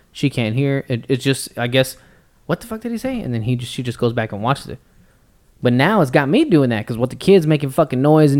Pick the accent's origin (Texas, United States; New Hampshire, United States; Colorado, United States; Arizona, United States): Texas, United States; we're from Texas